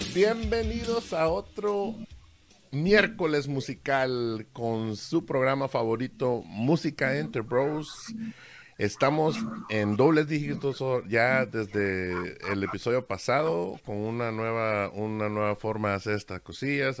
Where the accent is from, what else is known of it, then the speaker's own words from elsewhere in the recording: Veracruz, Mexico; moved away; yo soy de, Veracruz, México.